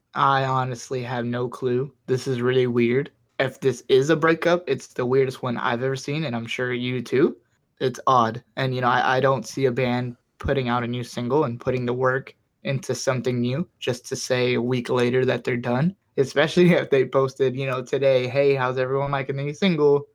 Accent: Miami, Florida, United States; I'm from Miami.

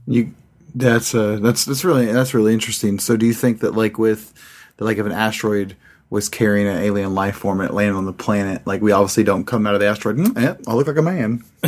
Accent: Pratt, Kansas, United States; also born or lived in California / Sawyer, Kansas; I was born in California and moved to Pratt, Kansas and Sawyer, Kansas

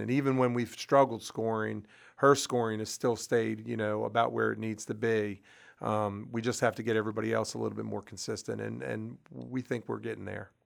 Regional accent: Brunswick, Maryland, United States; I grew up in Brunswick

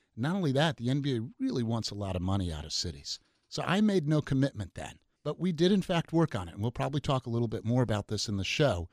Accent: New York City, New York, United States; now in Seattle, United States; Nineteen seventy, I was growing up in New York City

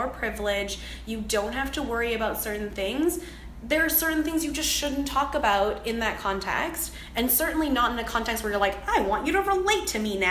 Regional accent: Canada; I am Chinese Canadian

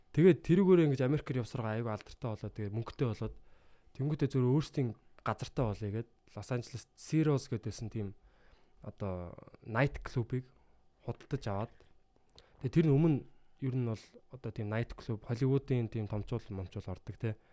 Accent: Mongolia; би юм Монголоос ирсэн мэрсэн

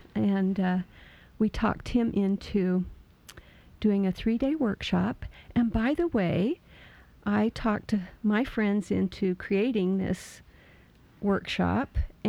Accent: Pocatello, Idaho, United States; Idaho, Pocatello, Idaho.

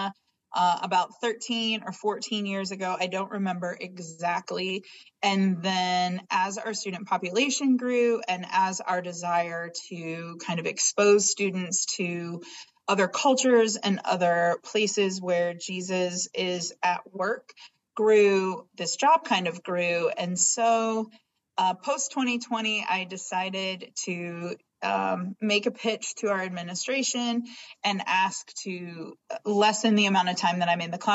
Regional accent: Iowa, United States; moved away as an adult; now in Northwest Indiana, United States; I didn't grow up in Northwest Indiana. I grew up in Iowa, but very similar communities.

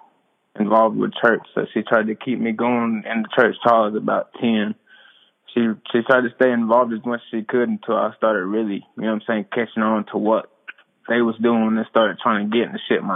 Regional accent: Cherokee, North Carolina, United States; I'm from Cherokee, North Carolina.

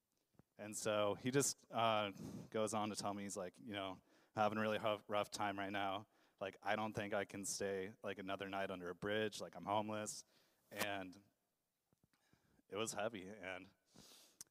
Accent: Idaho, United States; moved away as an adult; now in Portland, United States; I grew up in Idaho, and the reason I'm in Portland is that I initially moved out here to go to college

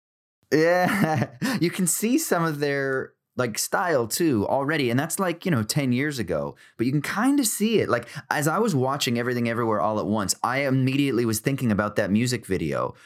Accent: United States; I'm American

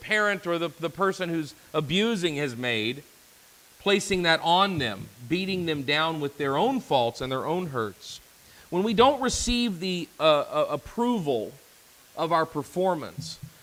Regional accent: the Bible Belt, United States; I grew up in the Bible Belt

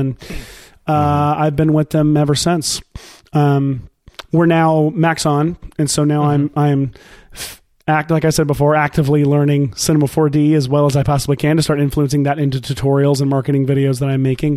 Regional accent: Nashville, Tennessee, United States; I'm from Nashville, here in Nashville, Tennessee

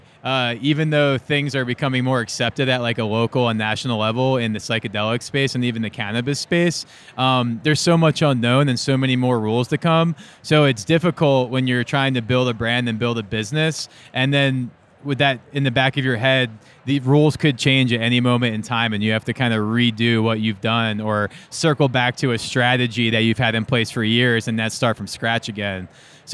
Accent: New Jersey, United States; I was kind of sheltered growing up in South Jersey

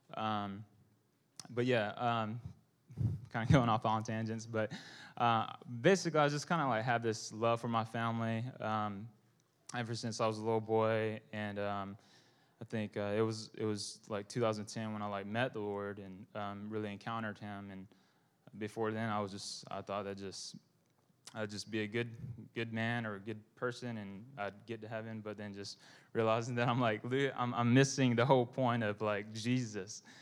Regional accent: Bible Belt, the South, United States; I'm Vietnamese American

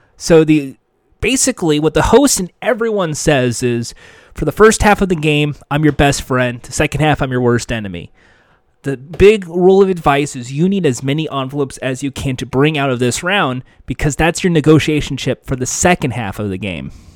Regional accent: United States; I'm an American. Proud to be an American

